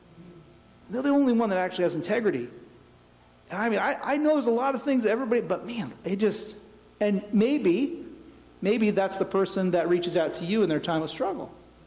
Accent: Tennessee, United States; born there; That's my homeland. I was born in Tennessee. I'm going back.

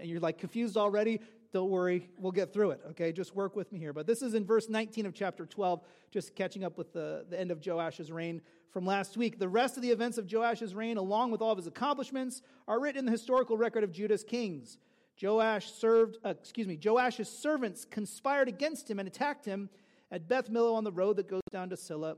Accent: California, United States; I grew up in California during the O.J. Simpson drama

